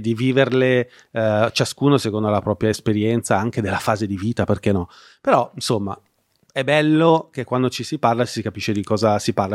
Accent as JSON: {"language": "Italian", "town": "Milan", "region": "Lombardy", "country": "Italy", "moved": "as an adult", "lives_now": "Como, Italy", "said": "io, che sono milanese, che da qualche anno abito a Como"}